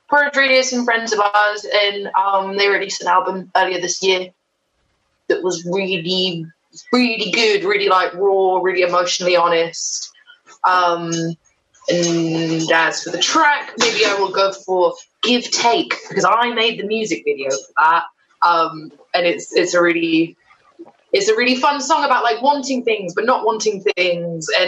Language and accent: English; Somerset, South West England, United Kingdom; We're from Somerset.